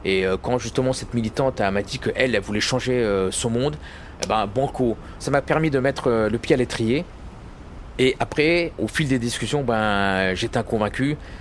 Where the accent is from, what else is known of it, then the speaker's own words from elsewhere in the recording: Loir-et-Cher, Centre-Val de Loire, France; moved away; also born or lived in Paris; Moi j'ai grandi en province dans le Loir-et-Cher on vivait dans une cité